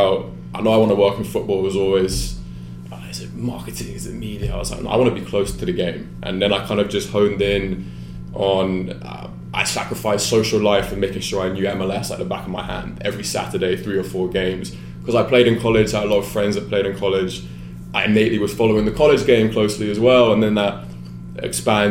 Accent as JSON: {"language": "English", "region": "London", "country": "United Kingdom", "tie": "born or raised there", "moved": "yes", "said": "I was born and raised in England, grew up playing there."}